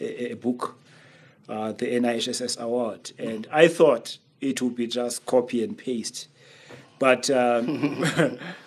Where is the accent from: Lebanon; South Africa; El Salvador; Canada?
South Africa; Makhanda, Eastern Cape; I grew up in Makanda watching plays